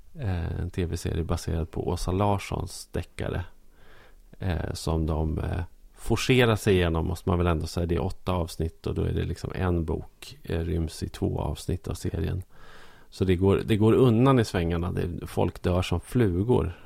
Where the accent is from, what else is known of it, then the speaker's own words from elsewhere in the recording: Norrland, Sweden; som norrlänning